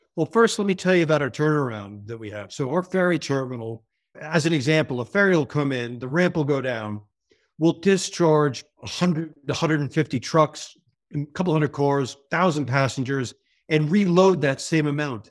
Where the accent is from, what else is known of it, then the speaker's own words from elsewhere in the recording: New York area, United States; accent: American; moved away as an adult; now in United Kingdom; you hear from my accent, I'm American from New York, the New York area. But I spent most of my adult life abroad and generally in the British Isles and the U K specifically